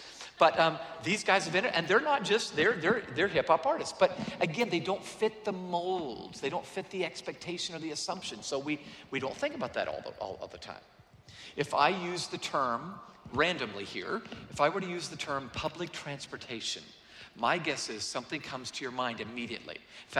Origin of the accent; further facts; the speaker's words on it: Atlanta, Georgia, United States; also born or lived in San Diego, United States; I'm from Atlanta. I don't know what this white stuff is. I've read about it. I've seen postcards. Really, seriously, most of my life I've lived in San Diego, California, 72 degrees all year round, and now Atlanta.